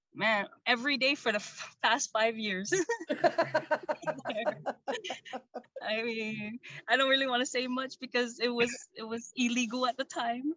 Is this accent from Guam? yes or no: yes; Guam; now in Seattle, United States; I'm originally from the island of Guam.